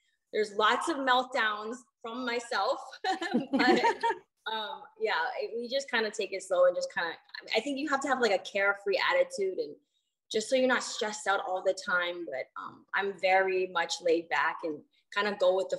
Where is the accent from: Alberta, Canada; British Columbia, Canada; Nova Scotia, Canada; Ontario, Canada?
Ontario, Canada; Hamilton; moved away; I'm from a small town called Hamilton, Ontario.